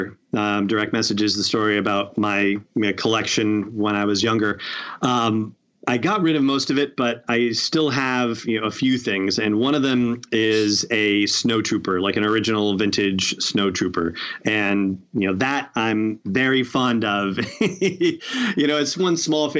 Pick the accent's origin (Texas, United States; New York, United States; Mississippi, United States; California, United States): California, United States; Los Angeles; now in New Hampshire, United States; I grew up in Los Angeles